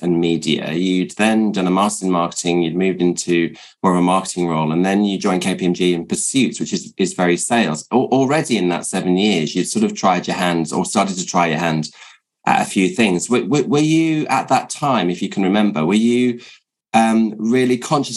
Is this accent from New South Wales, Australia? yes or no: no; Melbourne, Victoria, Australia; I'm from Melbourne.